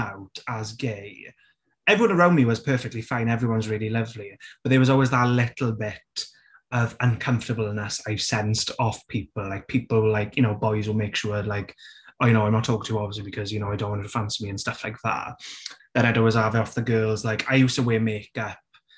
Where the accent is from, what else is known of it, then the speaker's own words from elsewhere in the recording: South Wales Valleys, United Kingdom; accent: Welsh; I grew up in the South Wales Valleys